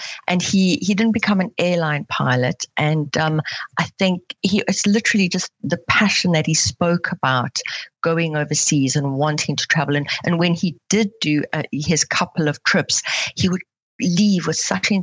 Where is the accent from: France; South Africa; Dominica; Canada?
South Africa; now in Switzerland; I'm originally from South Africa, but I currently live in Switzerland